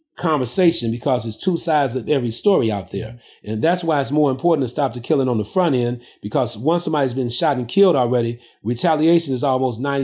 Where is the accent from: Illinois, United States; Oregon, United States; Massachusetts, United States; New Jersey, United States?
Illinois, United States; Chicago; I basically was born and raised in the heart of the ghetto here in Chicago. I grew up on the south side and the west side of Chicago.